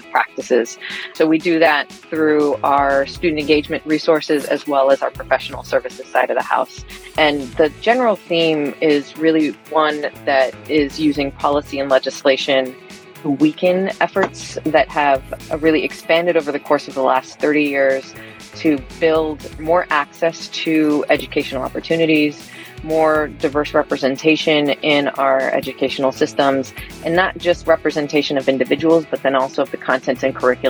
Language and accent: English; Washington, United States; also born or lived in Guatemala; I grew up in Washington State by way of Guatemala